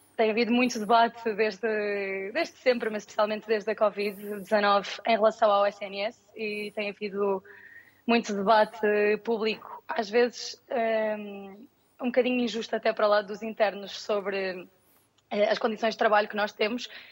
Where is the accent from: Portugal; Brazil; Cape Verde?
Portugal; Lisbon; moved away as an adult; now in Valencia, Spain; sou de Lisboa